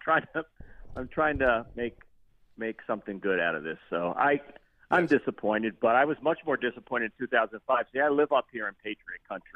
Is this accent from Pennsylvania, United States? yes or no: yes; Philadelphia, Pennsylvania, United States; We're from Philly